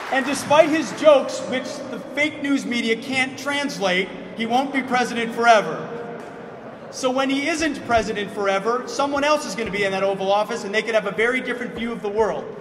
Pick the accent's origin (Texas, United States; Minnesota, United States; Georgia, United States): Minnesota, United States; Forest Lake; I grew up in Forest Lake, Minnesota